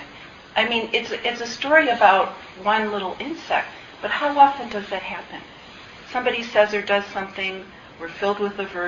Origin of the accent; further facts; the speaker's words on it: Midwest, United States; as a Midwesterner